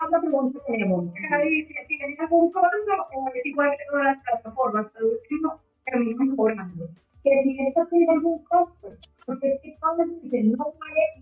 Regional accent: Chile; Yo quisiera ser parte, pero soy chileno.

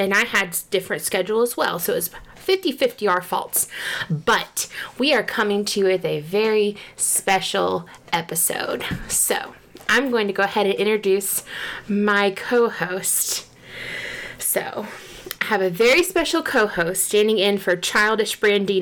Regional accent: East Tennessee, United States; now in North Carolina, United States; I am originally from Tennessee, from East Tennessee.

